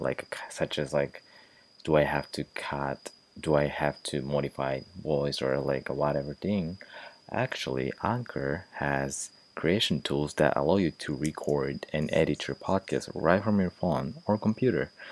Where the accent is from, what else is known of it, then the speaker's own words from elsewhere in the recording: Japan; English is a second language; moved away as an adult; now in United States; I was originally from Japan, and I'm just studying here English in the United States